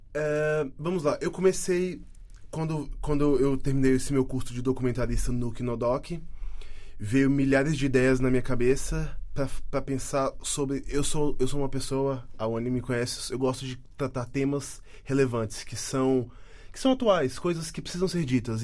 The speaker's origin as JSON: {"language": "Portuguese", "town": "Brasília", "region": "Federal District", "country": "Brazil", "tie": "born or raised there", "moved": "as an adult", "lives_now": "Portugal", "said": "E em Brasília, lá onde eu nasci"}